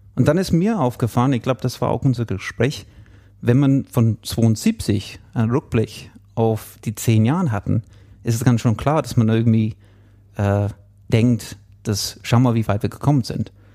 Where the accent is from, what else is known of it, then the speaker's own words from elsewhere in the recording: England, United Kingdom; German is a second language; now in Munich, Germany; Einige würden schon hören, dass ich kein Deutscher bin, ich bin Engländer äh, und auch kein Bayer. Ähm, wohne schon etwas länger jetzt in München